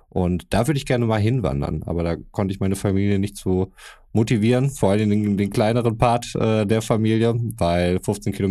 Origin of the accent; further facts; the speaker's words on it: Croatia; mein, mein Bruder war in Kroatien, meiner alten Heimat.